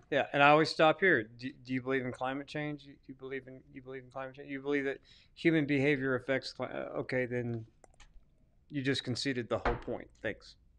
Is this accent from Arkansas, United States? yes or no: yes; Arkansas, United States; I'm from Arkansas